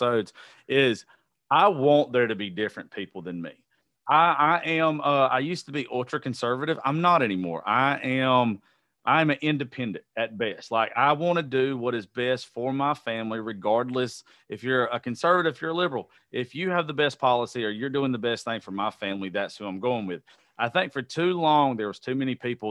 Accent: the South, United States; I'm a very unique person to be born and raised in the South

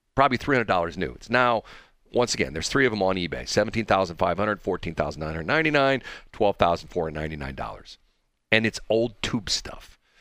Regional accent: St. Louis, Missouri, United States; I was born in Saint Louis. I was born in Barnes Hospital in Saint Louis

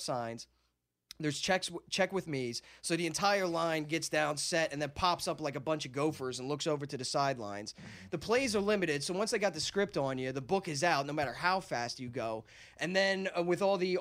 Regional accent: New Jersey, United States; also born or lived in Philadelphia; I grew up in Jersey.

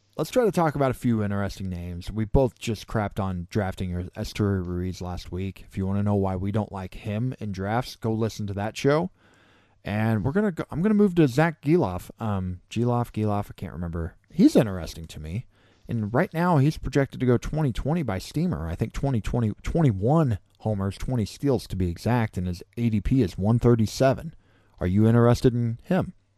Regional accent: Missouri, United States; I grew up here in Missouri

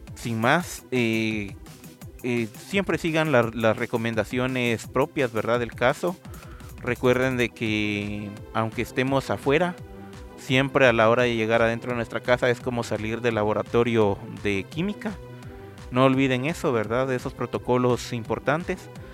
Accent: Guatemala; aquí en Guatemala

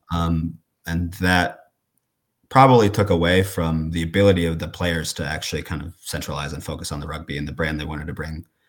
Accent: Coralville, Iowa, United States; I'm from Corville, Iowa, which is East Iowa

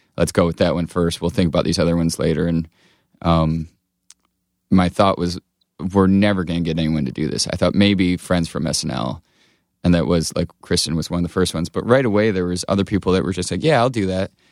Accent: Blissfield, Michigan, United States; moved away; also born or lived in Chicago; I grew up in Michigan, uh, Southeast Michigan near, it's called Blissfield

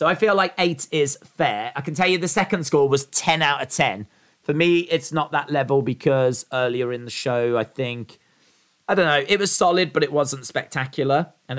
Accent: Canada; Being Canadian, I am legally obliged to say Trish.

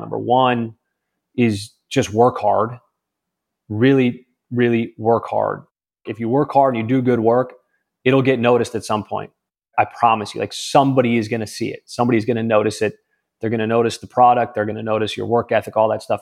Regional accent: California, United States; moved away as an adult; I was from California

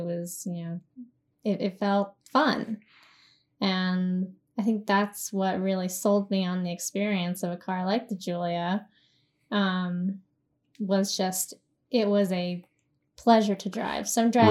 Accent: the South, United States; maybe it's because I'm from the South

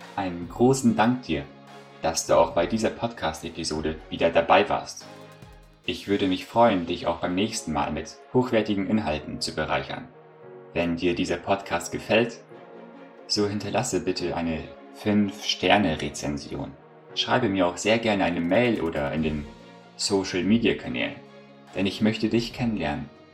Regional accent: Germany; bei uns in Deutschland

